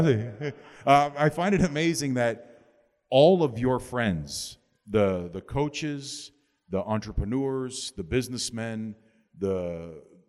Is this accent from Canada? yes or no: yes; Canada; now in Miami, United States; Growing up in Canada, coming here, living here for 20 years, 22 years of my life